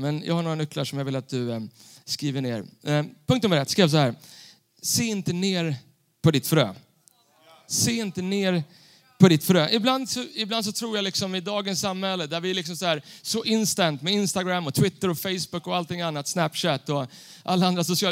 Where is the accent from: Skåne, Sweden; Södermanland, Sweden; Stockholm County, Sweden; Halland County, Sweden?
Stockholm County, Sweden; Stockholm; Jag är uppvuxen bland betong i Stockholm city